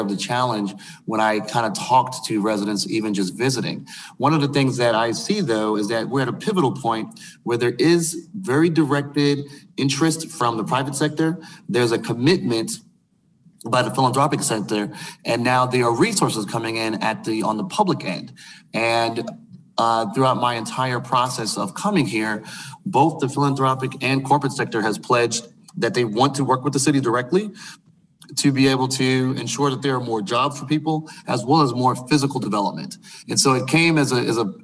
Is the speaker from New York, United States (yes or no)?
yes; New York City, New York, United States; also born or lived in Houston; now in Detroit, United States; my hometown, for example, in Brooklyn